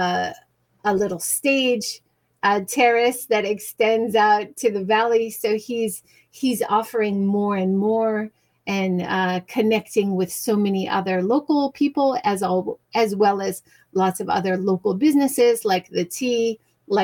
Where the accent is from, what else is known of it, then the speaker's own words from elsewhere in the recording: Hawaii, United States; moved away; I grew up in Hawaii